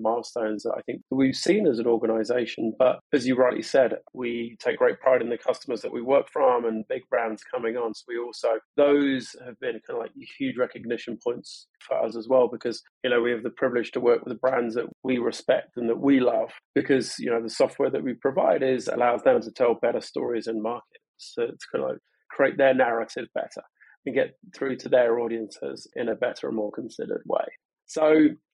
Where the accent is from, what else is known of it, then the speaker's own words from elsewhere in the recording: London, United Kingdom; moved away as an adult; now in Portland, United States; I'm originally from London.